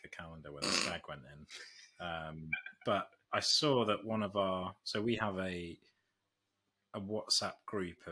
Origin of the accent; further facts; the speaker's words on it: Nottinghamshire, East Midlands, United Kingdom; moved away as an adult; now in London, United Kingdom; I'm originally from Nottinghamshire